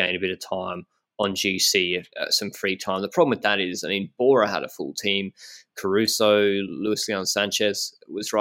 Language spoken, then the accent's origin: English; Brisbane, Queensland, Australia; moved away as an adult; now in Andorra; I'm from Brisbane